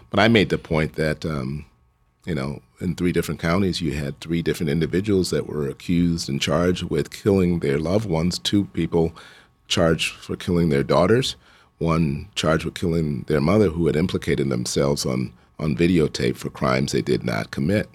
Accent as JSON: {"language": "English", "town": "Chicago", "region": "Illinois", "country": "United States", "tie": "born or raised there", "said": "I grew up in Hyde Park, so I just ran, uh, from where I lived"}